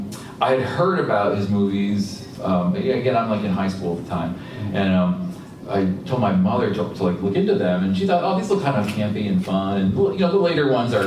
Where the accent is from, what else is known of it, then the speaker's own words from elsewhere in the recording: Vermont, United States; now in Pennsylvania, United States; I'm from Vermont, so it's cold there, too.